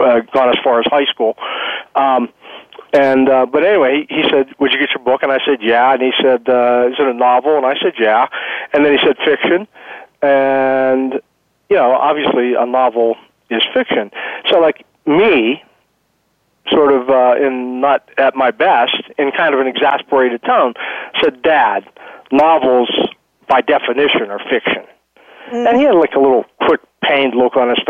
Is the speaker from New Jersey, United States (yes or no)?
no; Pittsburgh, Pennsylvania, United States; moved away; I grew up in Pittsburgh